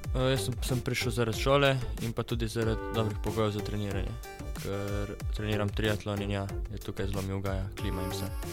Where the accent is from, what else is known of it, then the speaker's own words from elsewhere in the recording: Kal pri Pivki, Slovenia; prihajam prav tako iz Kala pri Pivki